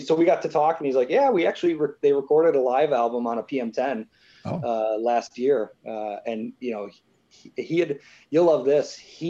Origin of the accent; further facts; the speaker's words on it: Springville, New York, United States; moved away as an adult; also born or lived in Boston; I grew up in Springville, New York.